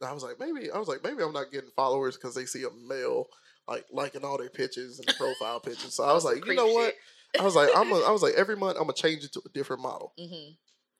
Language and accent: English; Mississippi, United States; moved away; I'm from Mississippi.